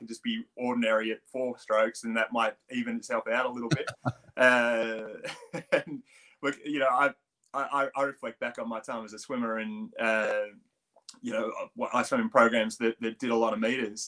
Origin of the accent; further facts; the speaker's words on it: Australia; accent: Australian; moved away as an adult; now in United Kingdom; I still do have a pretty strong Australian accent